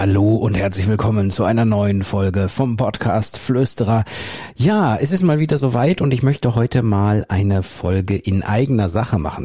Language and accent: German; Soest district, North Rhine-Westphalia, Germany; Das ist der Kreis Soest. Das ist mein Heimatort sozusagen